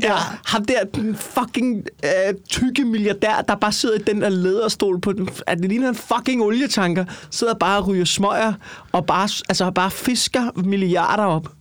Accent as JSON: {"language": "Danish", "town": "Copenhagen", "region": "Capital Region of Denmark", "country": "Denmark", "said": "jeg er fra København"}